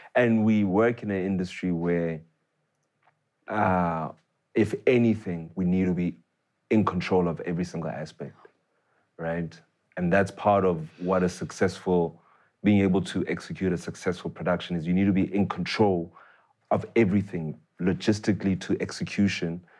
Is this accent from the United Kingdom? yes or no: no; Tembisa, Gauteng, South Africa; I grew up in Tembisa, right? Mm. Uh, born there, raised there for many years uh, before we moved out.